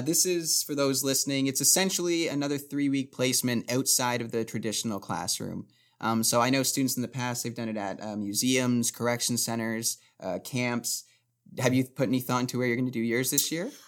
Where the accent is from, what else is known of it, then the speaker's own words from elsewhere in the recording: Barrie, Ontario, Canada; moved away as an adult; now in North Bay, Canada; I'm originally from Barrie